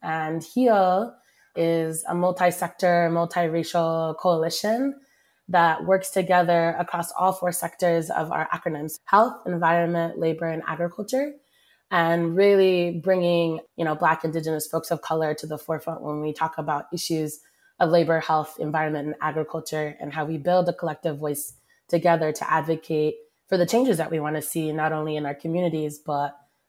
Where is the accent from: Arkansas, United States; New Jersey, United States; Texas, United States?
Texas, United States; Dallas; I am originally from Dallas, Texas